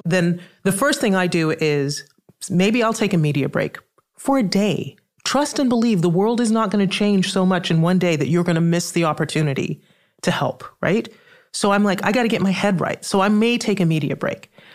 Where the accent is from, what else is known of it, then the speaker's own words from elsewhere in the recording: Trinidad & Tobago; I'm from the Caribbean. I'm from Trinidad that has a huge carnival